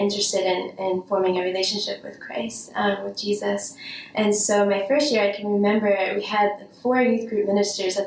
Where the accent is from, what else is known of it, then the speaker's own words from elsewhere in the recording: Bergen County, New Jersey, United States; I grew up in Bergen County in New Jersey